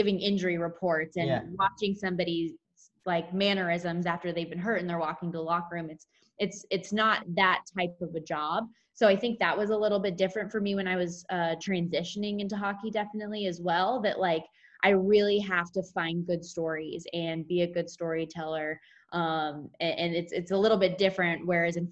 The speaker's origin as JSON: {"language": "English", "town": "Las Vegas", "region": "Nevada", "country": "United States", "tie": "born or raised there", "said": "work in my hometown"}